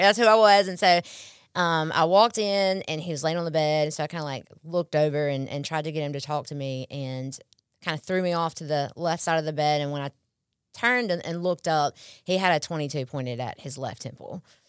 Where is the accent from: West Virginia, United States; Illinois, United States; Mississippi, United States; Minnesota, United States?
Mississippi, United States; Pearl; also born or lived in Columbus; I'm born and raised in Pearl, um, most of my life